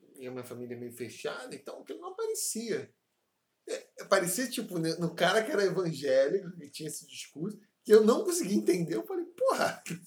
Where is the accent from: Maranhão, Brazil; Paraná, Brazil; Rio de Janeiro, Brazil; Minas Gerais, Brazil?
Rio de Janeiro, Brazil; Paracambi; first language Portuguese; also born or lived in Seropédica / Bangu; Eu nasci em Paracambi